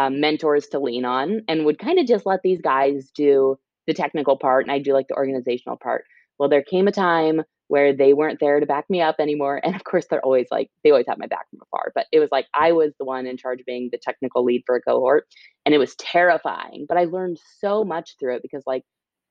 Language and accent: English; Illinois, United States; moved away as an adult; also born or lived in Texas; now in California, United States; I'm a Midwesterner and was born and raised there.